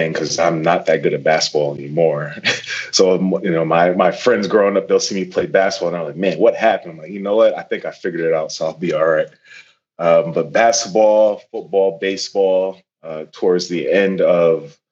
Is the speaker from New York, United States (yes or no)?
no; Norwalk, Connecticut, United States; I grew up in Norwalk, Connecticut